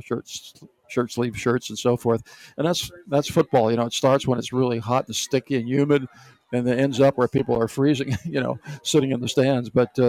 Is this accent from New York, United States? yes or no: no; the coal regions in the Northeast, Pennsylvania, United States; moved away; the coal regions where I grew up in the Northeast